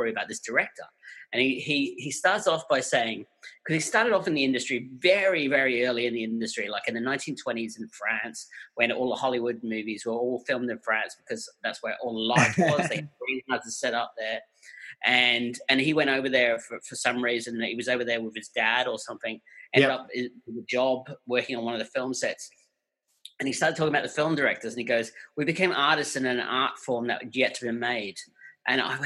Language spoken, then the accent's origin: English; England, United Kingdom; moved away; I grew up in England, so any Sunday afternoon, they would always have one of their movies on BBC Two